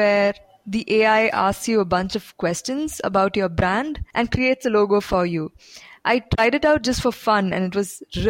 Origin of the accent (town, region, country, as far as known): India